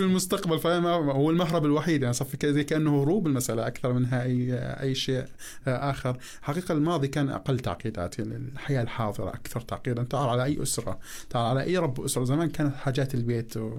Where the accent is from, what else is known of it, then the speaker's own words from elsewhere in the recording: Jordan; عندنا في الاردن